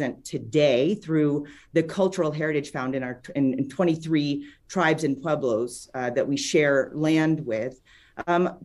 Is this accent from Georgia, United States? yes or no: no; Florida, United States; now in New Mexico, United States; I was born and raised in Florida